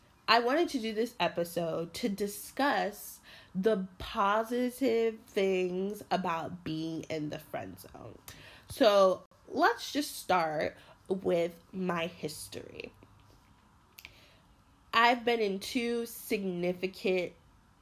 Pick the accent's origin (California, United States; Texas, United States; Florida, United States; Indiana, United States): Florida, United States; Miramar; now in New York City, United States; I'm originally from Miramar, Florida, which is Broward County.